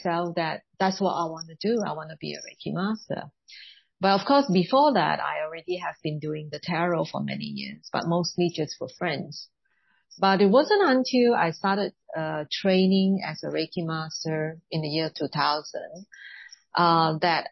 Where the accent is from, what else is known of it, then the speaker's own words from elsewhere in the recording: Singapore; being Chinese origin, I was born in Singapore